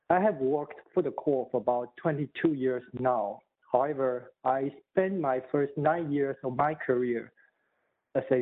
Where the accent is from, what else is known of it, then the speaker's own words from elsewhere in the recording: Taipei, Taiwan; moved away as an adult; also born or lived in Iowa / Michigan / Mississippi; now in Virginia, United States; I was born and raised in Taipei, Taiwan, and moved to the States in the mid 90s when I was 25 to go to graduate schools.